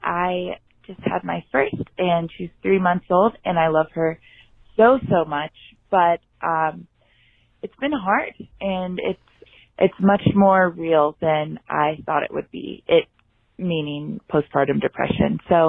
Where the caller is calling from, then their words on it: Buena Vista, Colorado, United States; I am calling from Buena Vista, Colorado.